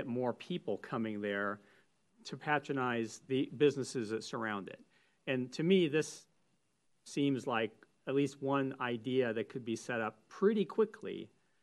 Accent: Northern California, United States; I grew up in Northern California

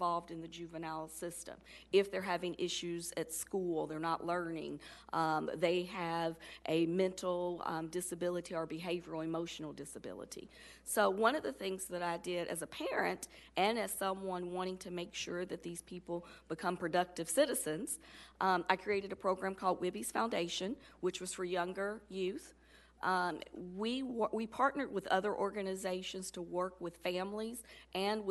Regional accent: Louisville, Kentucky, United States; I grew up in the Taylor Berry area in the Jacob neighborhood

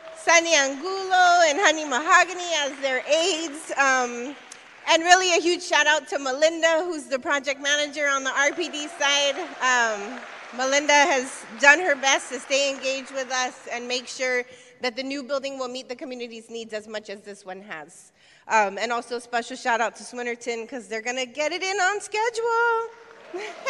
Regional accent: San Francisco, California, United States; I was born and raised in San Francisco, and I've lived in the South of Market uh, for over 20 years

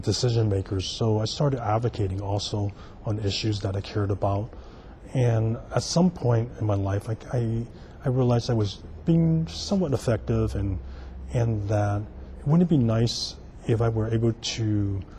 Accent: San Francisco, California, United States; I'm native San Franciscan. I was born here in San Francisco, and I grew up in the Chinatown North Beach area on Vallejo Street

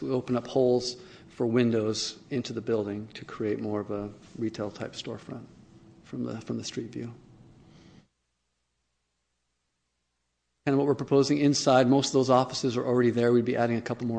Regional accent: Sacramento, California, United States; … and I are both local. We're from the Sacramento area. I graduated from Del Campo High School in 1991

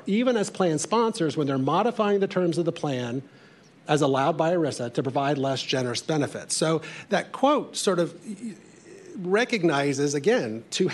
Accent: Indiana, United States; I come from Indiana.

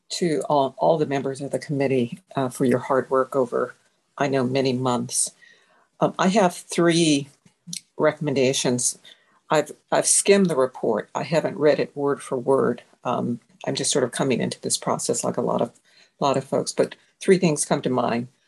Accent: San Francisco, California, United States; I grew up in Fillmore uh, Hill, and Hunters Point, Bayview Hunters Point.

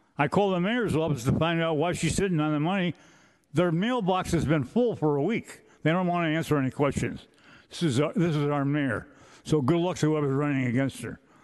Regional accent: San Francisco, California, United States; born and raised in San Francisco

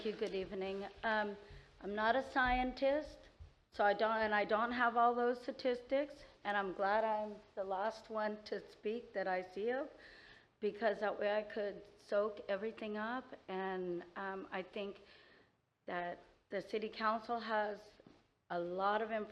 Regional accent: Fairfield, California, United States; moved away as an adult; now in Vacaville, United States; We were raised in Fairfield

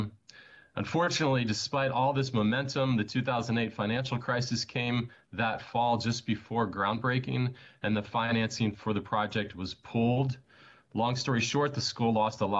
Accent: Potomac, Maryland, United States; I grew up in Potomac

